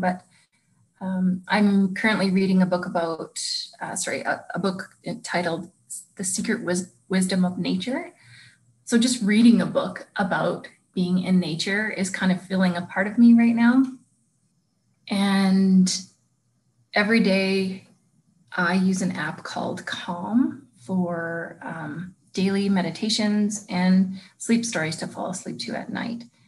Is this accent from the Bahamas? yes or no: no; Lethbridge, Alberta, Canada; now in Calgary, Canada; I moved home to Lethbridge